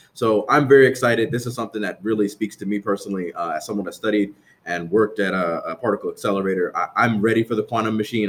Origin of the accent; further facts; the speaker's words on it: New Jersey, United States; moved away; I grew up in New Jersey